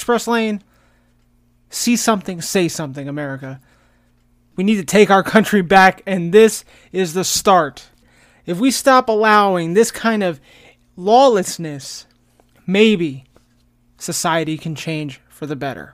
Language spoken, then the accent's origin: English; United States